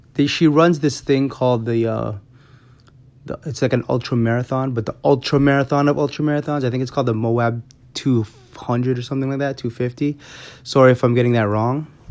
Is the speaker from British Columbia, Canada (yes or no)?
no; Toronto, Ontario, Canada; I'm in, I'm from Toronto